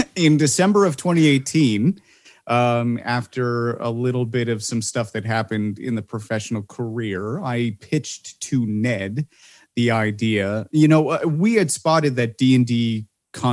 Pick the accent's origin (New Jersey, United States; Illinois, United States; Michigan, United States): Illinois, United States; Chicago; I'm from Chicago.